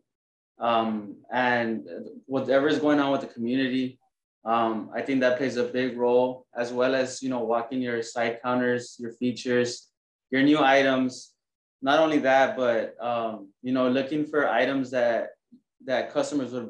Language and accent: English; San Juan, Texas, United States; now in Corpus Christi, United States; I'm originally from the Rio Grande Valley, San Juan